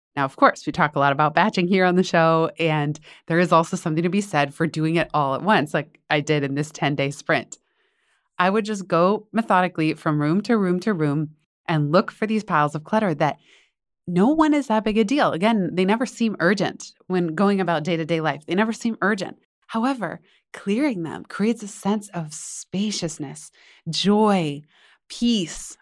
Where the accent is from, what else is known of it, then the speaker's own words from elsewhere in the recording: Northern California, United States; I grew up in Northern California